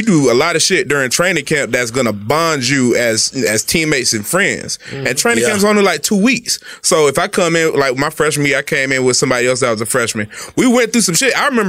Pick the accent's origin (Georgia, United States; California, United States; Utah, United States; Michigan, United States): Georgia, United States; Atlanta; I'm from Atlanta. Yeah, my mom was a speech therapist. So that's why I talk so good.